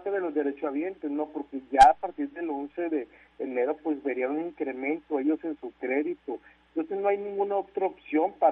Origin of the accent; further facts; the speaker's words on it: Mexico; como buenos mexicanos, y me incluyo